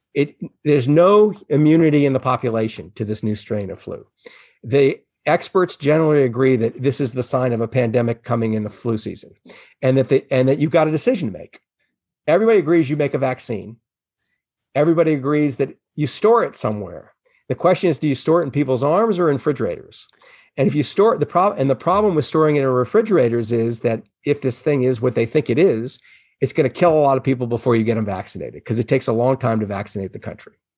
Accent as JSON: {"language": "English", "town": "New Orleans", "region": "Louisiana", "country": "United States", "tie": "born or raised there", "said": "I grew up in New Orleans and I lived through all those hurricanes where nobody evacuated"}